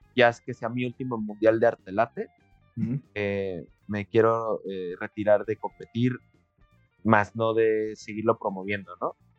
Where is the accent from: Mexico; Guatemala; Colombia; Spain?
Mexico; para nosotros como, como, mexicanos